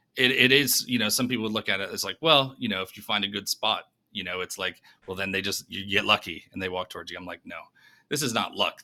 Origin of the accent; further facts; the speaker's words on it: New York, United States; moved away as an adult; also born or lived in Denver; now in Nashville, United States; originally from, uh, from New York